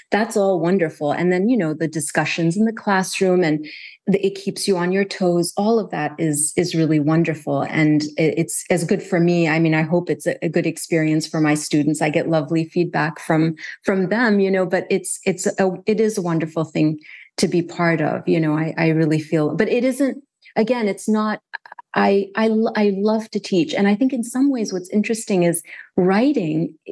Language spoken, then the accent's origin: English; Kuwait; But growing up in Kuwait, I didn't have a sense that that was an option.